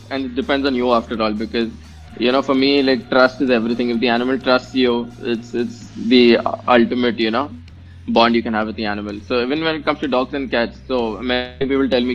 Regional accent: India; I'm an Indian

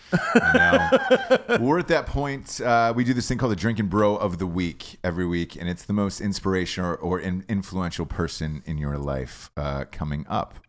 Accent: Atlanta, Georgia, United States; growing up in Atlanta

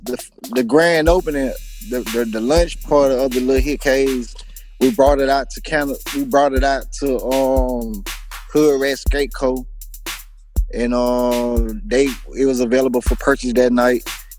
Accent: Mobile, Alabama, United States; also born or lived in Richmond, Virginia; I'm originally from Mobile. I was born in Mobile. I moved to Richmond, Virginia. Stayed in Midlothian projects for, you know what I'm saying, a couple years, you know. Yeah, I came back to Mobile when I was like 3 or 4. So, you know, I am a native of Mobile, Alabama

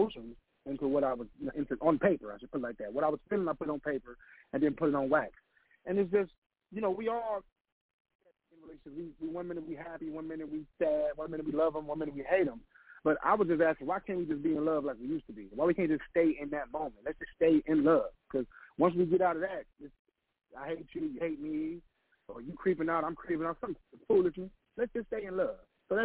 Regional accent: Cleveland, Ohio, United States; Cleveland, Ohio, born and raised.

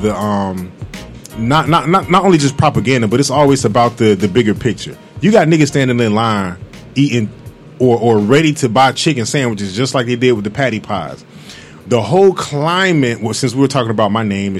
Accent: Fort Lauderdale, Florida, United States; I'm from Fort Lauderdale

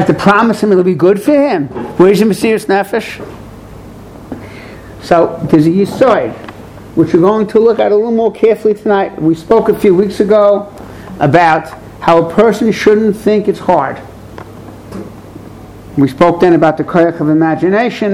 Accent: New York City, New York, United States; I'm from Borough Park, that's why it's flat bushes, the wrong side of McDonald Avenue

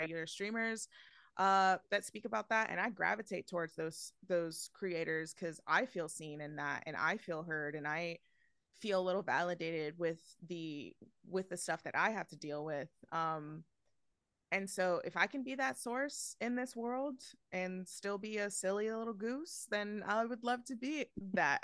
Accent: New York, United States; I, I'm born and raised in New York

